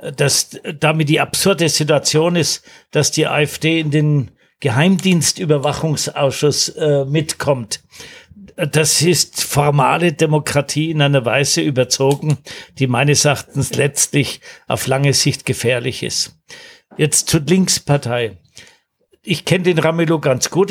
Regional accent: Nuremberg, Bavaria, Germany; meiner Heimatstadt Nürnberg

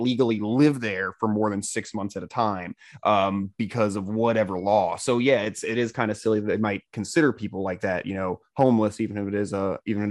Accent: Central Florida, United States; Central Florida

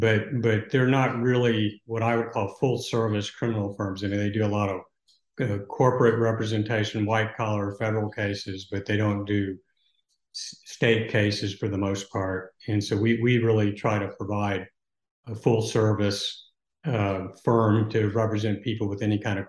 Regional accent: Texas, United States; also born or lived in Odessa / Lubbock / Houston; Really all over Texas. My family moved around a lot. I mean, I lived in Odessa and Lubbock and graduated from high school in Houston.

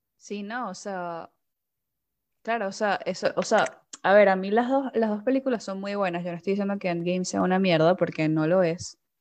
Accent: Venezuela; en mi país

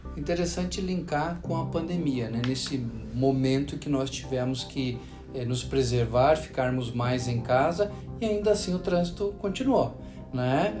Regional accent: Paraná, Brazil; moved away; estar aqui no estado do Paraná, estado onde eu nasci

